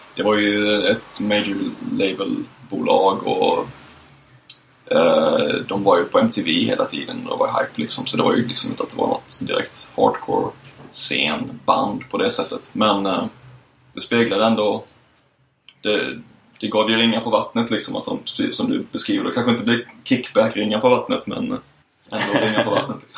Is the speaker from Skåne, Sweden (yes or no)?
yes; Lund, Skåne, Sweden; now in Gothenburg, Sweden; hade vi en punkare på gården hemma i Lund